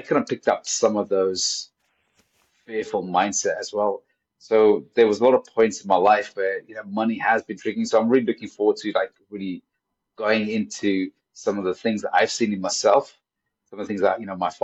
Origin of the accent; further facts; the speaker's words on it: Pakistan; now in United Kingdom; I grew up in Pakistan.